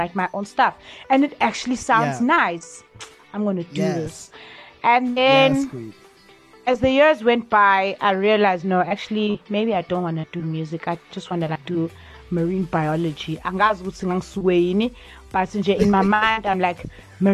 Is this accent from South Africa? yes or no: yes; Durban, KwaZulu-Natal, South Africa; I grew up in Chesterville